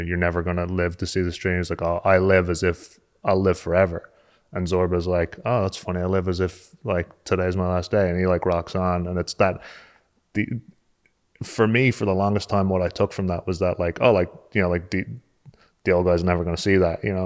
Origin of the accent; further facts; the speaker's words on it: just south of Dublin, born in Dalgony, Leinster, Ireland; moved away; also born or lived in Limerick (parents) / New York, United States; I'm actually from just south of Dublin. Uh, I was born in Dalgony, which is, like, in the Wicklow Mountains